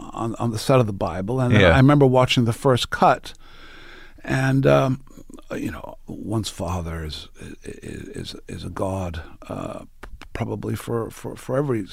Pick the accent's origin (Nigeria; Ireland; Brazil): Ireland; also born or lived in Italy / England; I grew up in Ireland